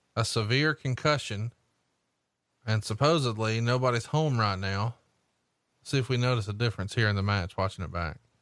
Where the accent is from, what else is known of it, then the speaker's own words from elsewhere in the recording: Alabama, United States; I'm from Alabama